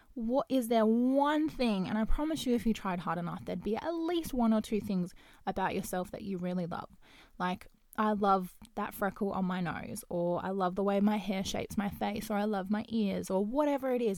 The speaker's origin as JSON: {"language": "English", "town": "Perth", "region": "Western Australia", "country": "Australia", "said": "I am from Perth, um, Western Australia"}